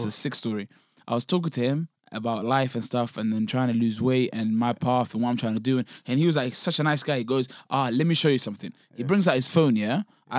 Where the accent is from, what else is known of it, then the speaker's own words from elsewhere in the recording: South Africa; My accent's very bad. I'm from South Africa.